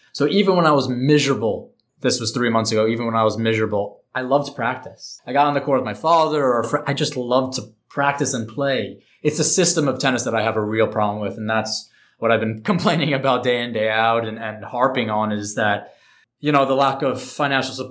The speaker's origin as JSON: {"language": "English", "region": "New York", "country": "United States", "said": "I'm from New York"}